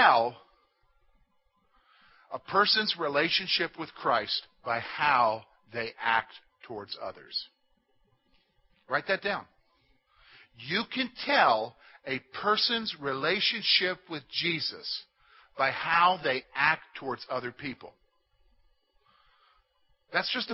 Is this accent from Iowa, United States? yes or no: no; South Carolina, United States; now in Pennsylvania, United States; I'm from South Carolina